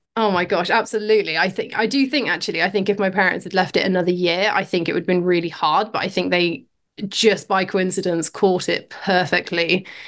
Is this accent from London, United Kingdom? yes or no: no; Oxford, South East England, United Kingdom; moved away as an adult; now in Pembrokeshire, United Kingdom; I was born in Oxford, grew up in, yeah, grew up in a city, um, pretty far from the coast